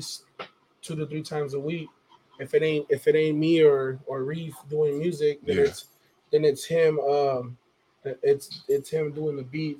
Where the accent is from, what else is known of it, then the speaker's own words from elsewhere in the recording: Los Angeles, California, United States; I was born and raised in Watts, Dr. Martin Luther King Hospital.